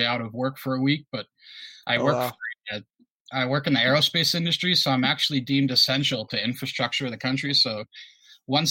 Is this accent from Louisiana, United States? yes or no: no; North Dakota, United States; also born or lived in Connecticut; I was born in Connecticut, but we moved to North Dakota when I was in kindergarten